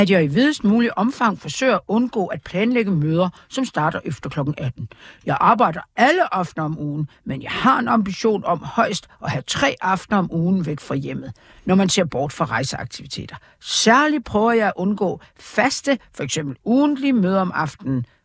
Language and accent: Danish; Jutland, Denmark; ja, jeg er jo fra Jylland.